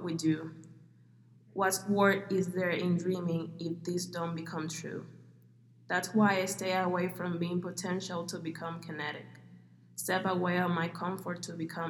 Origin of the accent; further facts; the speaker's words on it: Bayamón, Puerto Rico; English is a second language; moved away as an adult; now in Arizona, United States; I'm from Puerto Rico